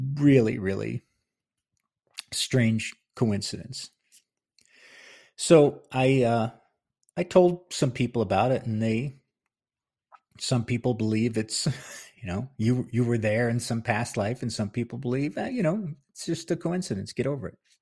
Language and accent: English; Palisades Park, New Jersey, United States; moved away as an adult; now in New Mexico, United States; I'm, was born and raised in Palisades Park